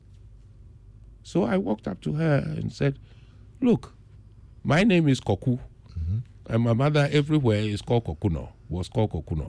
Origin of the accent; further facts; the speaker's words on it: Aflao, Volta, Ghana; my hometown, Aplau